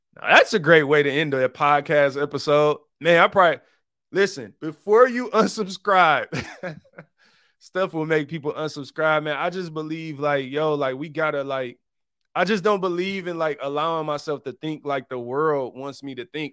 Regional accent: Detroit, Michigan, United States; I'm from Detroit, one of the poorest cities in America, 'cause I grew up on the east side

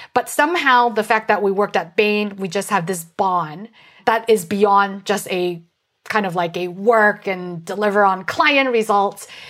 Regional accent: San Francisco, California, United States; I grew up in San Francisco and my parents are getting older

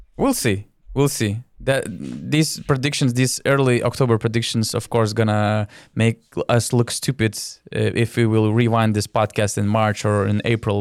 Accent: Lithuania; I'm from Lithuania.

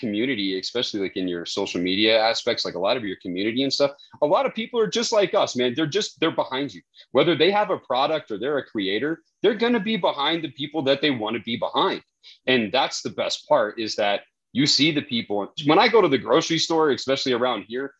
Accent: New Mexico, United States; I'm from New Mexico, so that's what we eat here

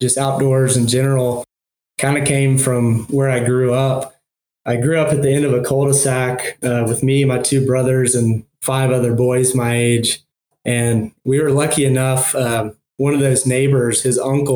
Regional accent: Knoxville, Tennessee, United States; I grew up in Tennessee, in Knoxville, West Knoxville. So I lived here my entire life

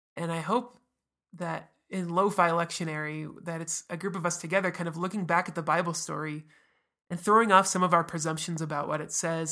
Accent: United States; as an American

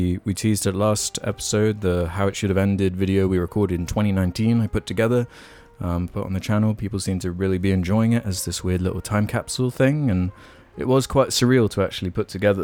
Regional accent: United Kingdom; There's a lot of things I'm kind of ashamed of being a Brit about

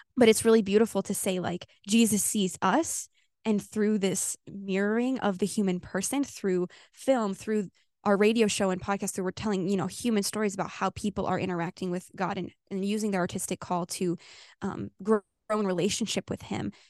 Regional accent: Illinois, United States; moved away as an adult; now in California, United States; I'm from Illinois

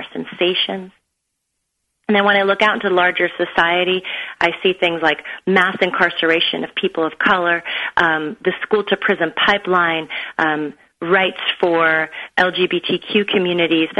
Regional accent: United States; born or raised there; also born or lived in Beirut, Lebanon

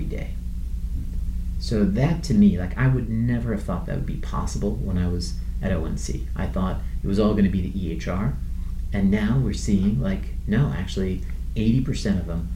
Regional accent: Iran; moved away; I'm from Iran originally

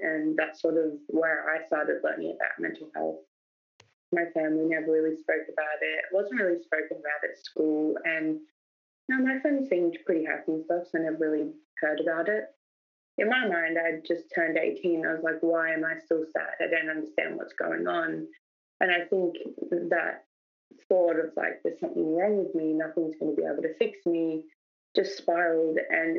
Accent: New South Wales, Australia; born there; now in Melbourne, Australia; I was born in New South Wales.

